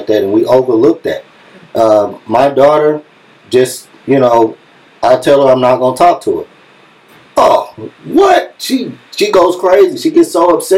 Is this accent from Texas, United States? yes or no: yes; Dallas, Texas, United States; I'm from East Dallas